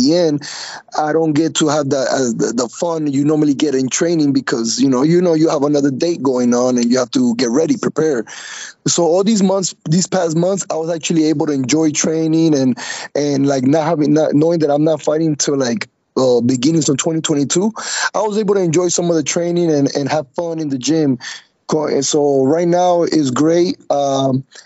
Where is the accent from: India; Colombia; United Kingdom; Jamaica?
Colombia; now in Miami, United States; when I got here to the United States, because I was raised in Colombia